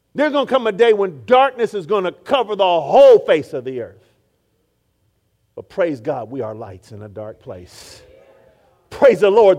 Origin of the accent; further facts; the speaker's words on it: Oakland, California, United States; I grew up in Oakland, California